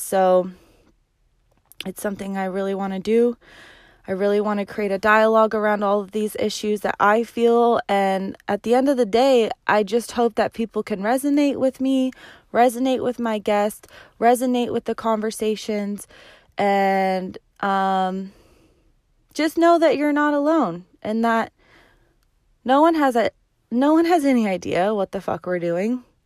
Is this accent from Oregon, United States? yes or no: yes; Medford, Oregon, United States; also born or lived in Hot Springs, Arkansas; I am from Medford, Oregon. I was born and raised right here in the Rogue Valley.